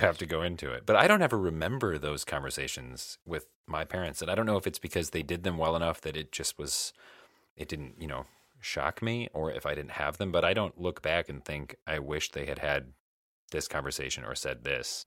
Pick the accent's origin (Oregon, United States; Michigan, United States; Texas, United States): Michigan, United States; moved away as an adult; now in Illinois, United States; I was going to college in the town that I grew up